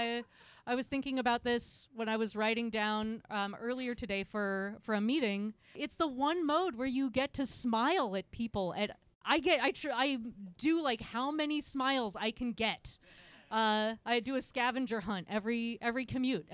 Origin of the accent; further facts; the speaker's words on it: Portland, Oregon, United States; I grew up in Park Rose. I live in Lentz. So Park Rose or East Portland is the home of my birth